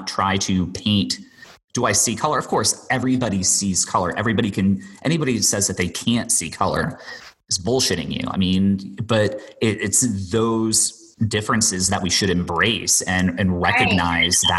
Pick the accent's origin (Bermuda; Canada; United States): Bermuda; I grew up and I was born and raised in Bermuda.